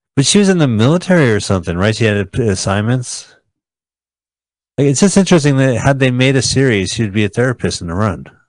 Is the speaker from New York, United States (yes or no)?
no; New Jersey, United States; moved away; I'm from New Jersey